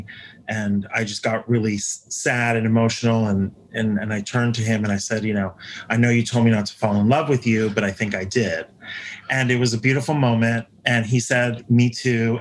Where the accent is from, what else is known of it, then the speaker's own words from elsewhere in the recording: Washington, District of Columbia, United States; still in my city, in my hometown.